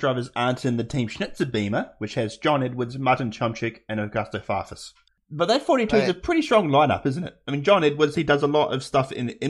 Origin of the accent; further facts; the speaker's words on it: New Zealand; that's not being Kiwi biased.